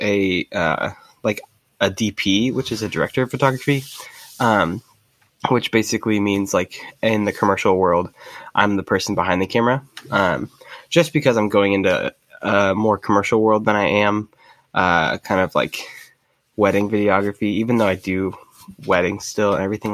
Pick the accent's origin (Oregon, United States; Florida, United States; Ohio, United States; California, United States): Oregon, United States; Medford; I grew up in Medford, Oregon.